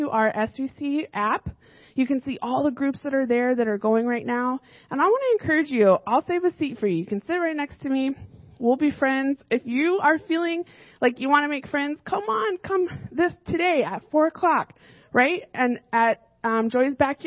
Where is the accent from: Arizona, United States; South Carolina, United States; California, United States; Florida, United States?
Arizona, United States; now in Fairfield, United States; So I grew up in Arizona